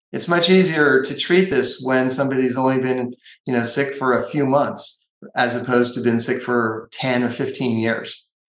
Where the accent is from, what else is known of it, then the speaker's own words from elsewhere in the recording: California, United States; And I'm from Northern California.